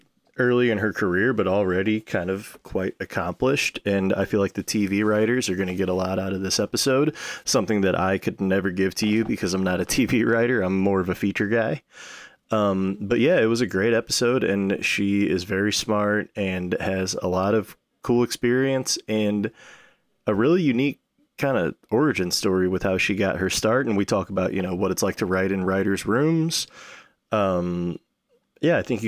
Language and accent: English; St. Louis, Missouri, United States; also born or lived in Lansing, Michigan / North Carolina; I was born in Michigan, Lansing, moved to North Carolina when I was like one. And then by the time I was like three, going on four, we settled down in Missouri, and I've been here ever since.